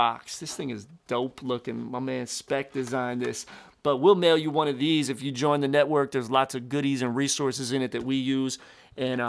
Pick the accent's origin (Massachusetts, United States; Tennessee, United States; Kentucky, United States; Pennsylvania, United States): Pennsylvania, United States; Philadelphia; now in Tampa, United States; Philly, my hometown